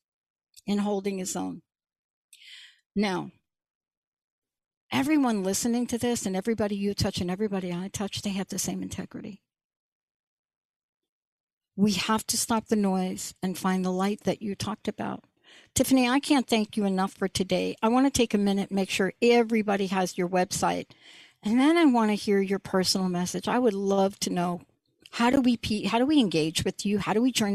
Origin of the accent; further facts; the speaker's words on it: East Coast, United States; moved away; I live here, but I'm from the East Coast